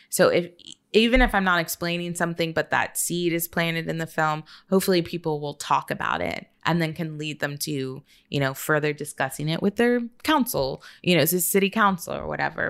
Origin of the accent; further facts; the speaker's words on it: Austin, Texas, United States; also born or lived in San Antonio; I was born in San Antonio, but my city's gonna be San Antonio, even though I was raised in Austin